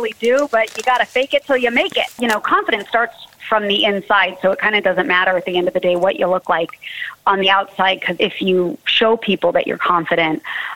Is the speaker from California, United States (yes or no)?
yes; Southern California, United States; I'm born and raised in Southern California